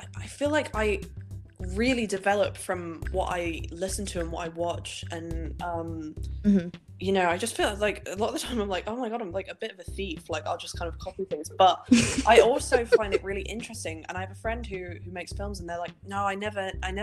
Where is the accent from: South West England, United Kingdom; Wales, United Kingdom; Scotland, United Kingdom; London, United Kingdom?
Scotland, United Kingdom; Helensburgh; moved away as an adult; now in Manchester, United Kingdom; I grew up in Helensburgh's quite rural, really